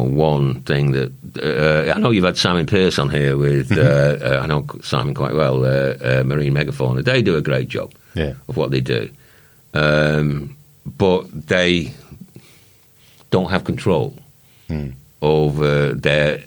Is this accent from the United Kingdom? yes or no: yes; Runcorn, North West England, United Kingdom; moved away; I'm a fitter from Runcorn. Formerly a fitter from Runcorn